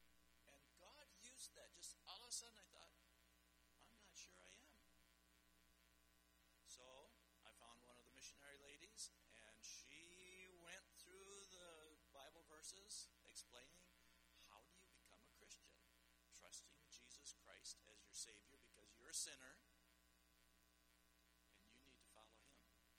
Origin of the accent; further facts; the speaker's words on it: Central African Republic; also born or lived in Chad / Paris, France; So I grew up in the Central African Republic and the Chad. My story goes like this. I was born in Paris, France, but I'm not a Frenchman. I grew up in Africa, but I'm not an African.